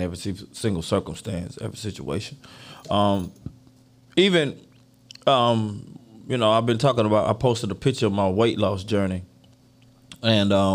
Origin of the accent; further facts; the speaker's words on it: Deerfield Beach, Florida, United States; I grew up in Deerfield